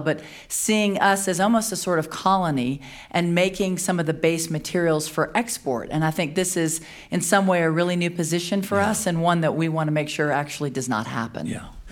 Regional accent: Louisiana, United States; I'm from Louisiana. We have a lot of destruction happening in my own home

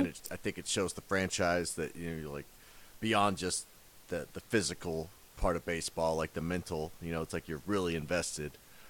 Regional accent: Kansas City, United States; moved away; I'm originally from Kansas City

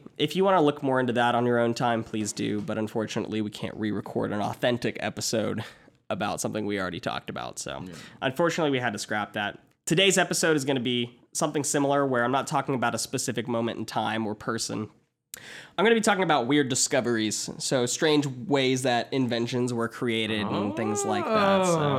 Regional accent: Georgia, United States; I'm from Georgia.

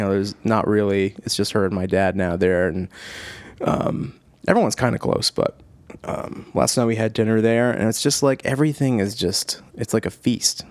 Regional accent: Cranston, Rhode Island, United States; I'm from Cranston

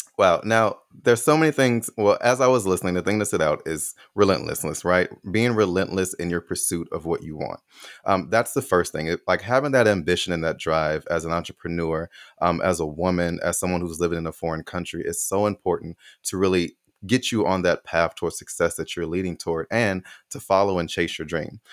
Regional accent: Chicago, Illinois, United States; I'm from Chicago

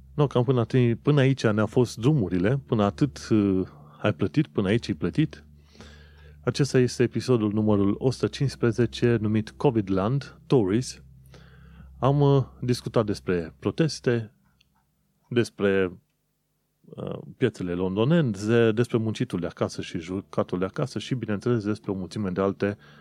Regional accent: Romania; now in United Kingdom; eu, ca român, să nu aplic pentru viză

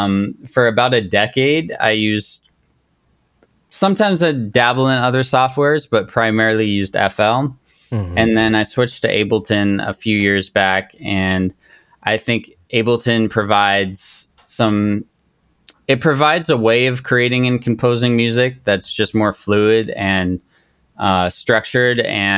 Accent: Japan; I grew up in Japan, and this was the first time in a long time I'd like connected with a Japanese person or just that culture in a sense.

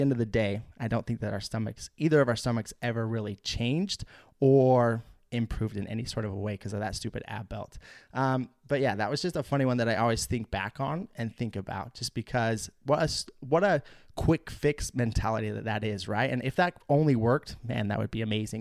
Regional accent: United States; Salt Lake City, which was just a couple hours south of my hometown and on the Idaho-Utah border

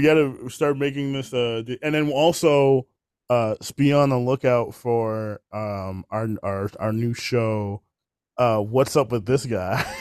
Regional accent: New York, United States; I'm from New York

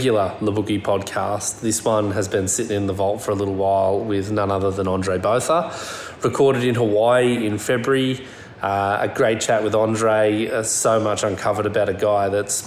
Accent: Forster, New South Wales, Australia; moved away; also born or lived in Western Australia; I was living in West Oz just now, but I'm from the East Coast.

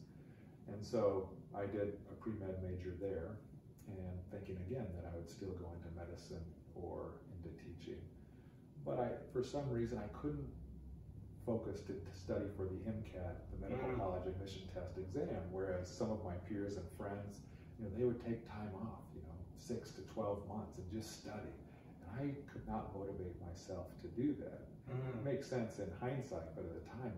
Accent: Portland, Oregon, United States; I grew up here in Portland with my dad as a hematologist oncologist.

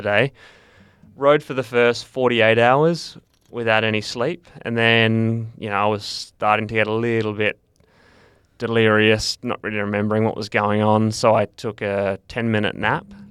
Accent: Perth, Western Australia, Australia; I grew up in Perth

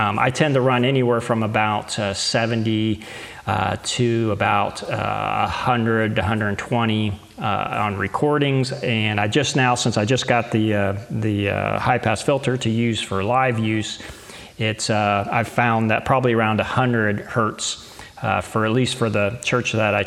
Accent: United States; I am living in the United States of America, so obviously I want to support my home country

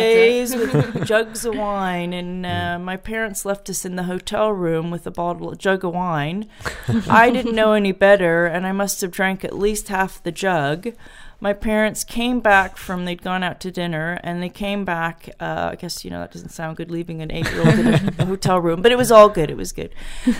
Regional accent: Portland, Oregon, United States; moved away as an adult; also born or lived in New York City; now in England, United Kingdom; So I grew up in Portland, Oregon. So out there it was M&M's and Hershey's. Everyone here in England is horrified.

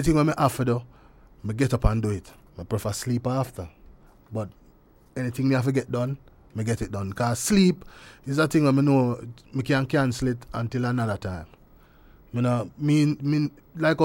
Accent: Spanish Town, Saint Catherine, Jamaica; also born or lived in St. Mary, Jamaica; I was born in St. Mary. It so happened that my mother go check somebody at St. Mary. I was living in Spanish Town at the time

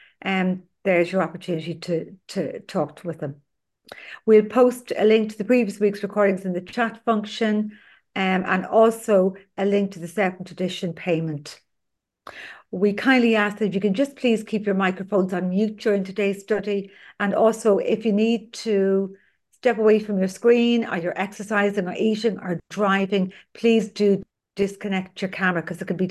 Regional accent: County Dublin, Leinster, Ireland; I'm from County Dublin in Ireland

